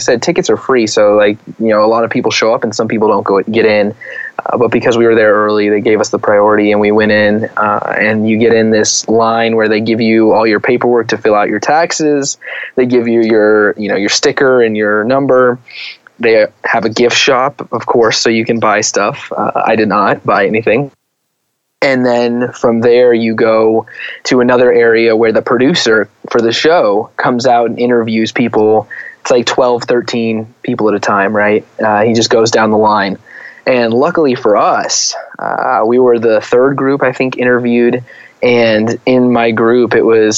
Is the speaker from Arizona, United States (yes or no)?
yes; Arizona, United States; moved away; I'm from Arizona originally.